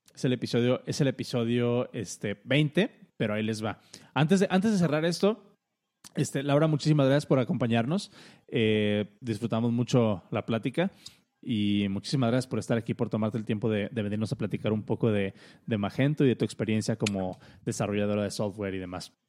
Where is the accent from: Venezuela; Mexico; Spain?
Mexico; a nosotros como mexicanos o como latinos